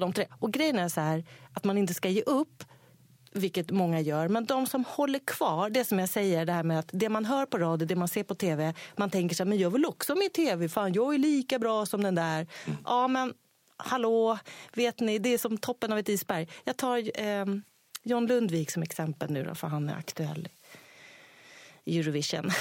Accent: Sweden; jag är svensk ändå.

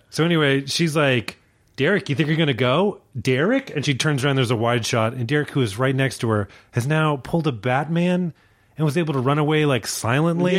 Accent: Virginia, United States; I grew up in Virginia

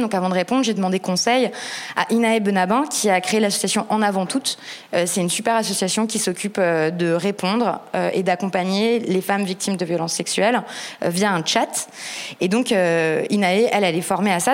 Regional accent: Paris, Île-de-France, France; je suis parisienne

